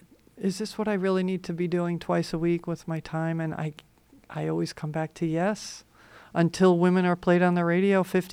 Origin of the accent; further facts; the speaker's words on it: New York, United States; now in Hawaii, United States; I grew up in New York.